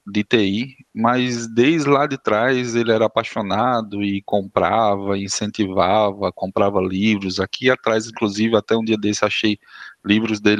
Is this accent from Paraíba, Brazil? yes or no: yes; Campina Grande, Paraíba, Brazil; Vamos é o seguinte, eu sou de Campina Grande, né?